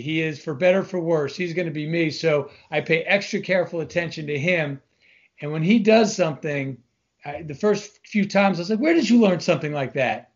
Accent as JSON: {"language": "English", "area": "Long Island", "region": "New York", "country": "United States", "moved": "as an adult", "said": "I'm originally from Long Island, New York, which all Long Islanders are always proud to put out there up front"}